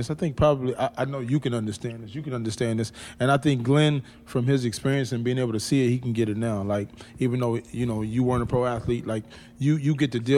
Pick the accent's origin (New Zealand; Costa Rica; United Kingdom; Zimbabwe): United Kingdom; Sunderland, North East England; now in Los Angeles, United States; One thing I was shocked at when I come to LA from Sunderland